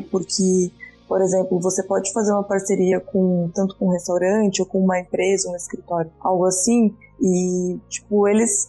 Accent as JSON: {"language": "Portuguese", "region": "Rio Grande do Sul", "country": "Brazil", "also_born_or_lived": "Florianópolis", "moved": "as an adult", "lives_now": "São Paulo, Brazil", "said": "Na verdade, eu sou gaúcha também"}